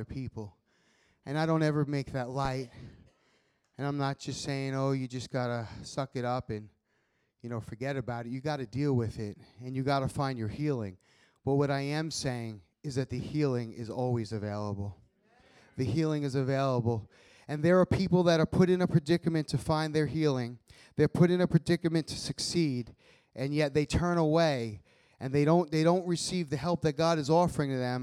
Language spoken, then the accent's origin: English; Long Island, New York, United States; moved away as an adult; also born or lived in Florida; I grew up on Long Island, New York.